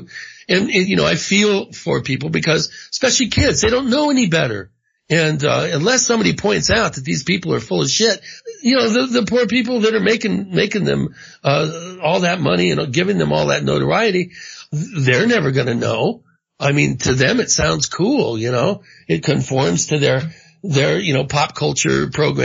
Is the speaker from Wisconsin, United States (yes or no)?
no; Washington, United States; also born or lived in Indio, California; my parents lived in Palm Springs. I was born actually in Indio. I think the hospital in Indio, but then I grew up in Washington State, you know, after that.